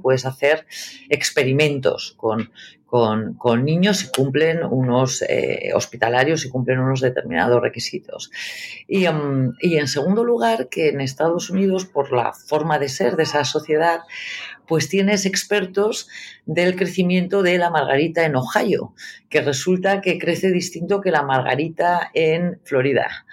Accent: Burgos, Castile and León, Spain; moved away; also born or lived in New York; yo soy periodista, eh, eh, soy de Burgos

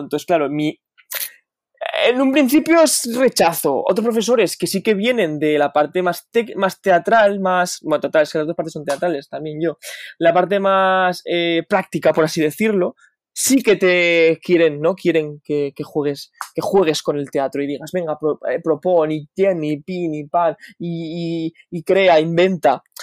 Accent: Huesca, Aragon, Spain; moved away as an adult; now in Madrid, Spain; soy de Huesca

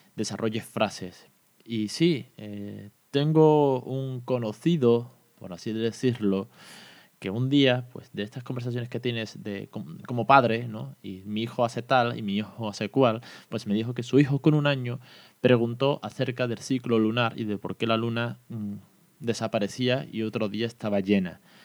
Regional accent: Andalusia, Spain; en Andalucía también tenemos nuestro propio dialecto y también somos bilingües

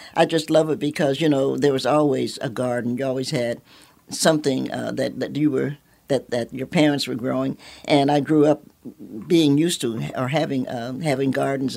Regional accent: Knoxville, Tennessee, United States; I'm a Knoxvillian by birth

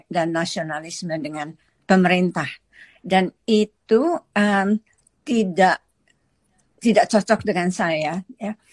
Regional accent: Indonesia; now in Australia; Tapi karena hidup saya yang pertama saya lahir di Indonesia, dibesarkan di Indonesia dalam budaya Indonesia.

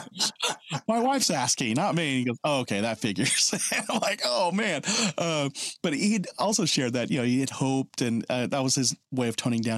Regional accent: Oklahoma, United States; I'm from Oklahoma

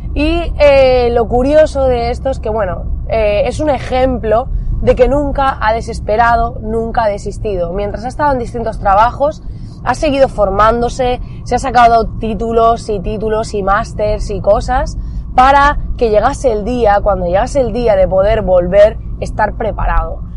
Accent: Almería, Andalusia, Spain; somos de Almería, para aquellos que no lo sepáis, al sur de España

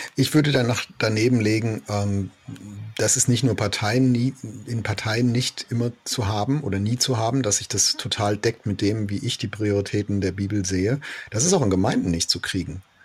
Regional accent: Germany; wir lieben ja als Deutsche

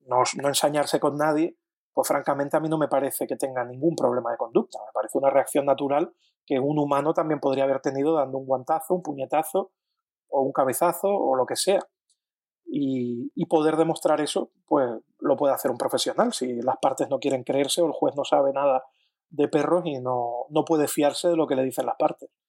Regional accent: Canary Islands, Spain; yo, que soy canario digo guagua

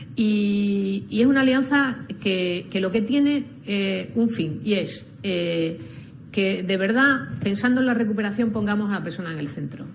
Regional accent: Andalusia, Spain; como andaluza

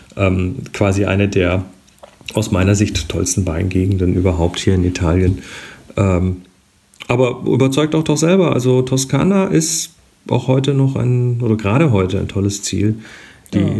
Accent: Germany; bei uns in Deutschland

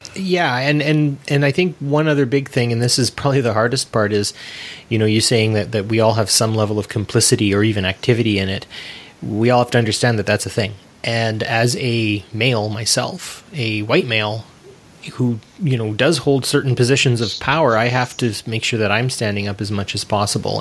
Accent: Canada; I'm not an American, I'm a North American, and being Canadian was close enough for me

